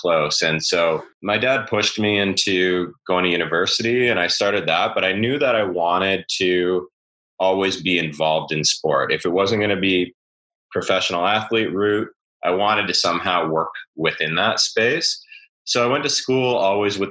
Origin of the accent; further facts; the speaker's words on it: Vernon, British Columbia, Canada; growing up in Vernon. You know, for those who don't know, it's in the interior of BC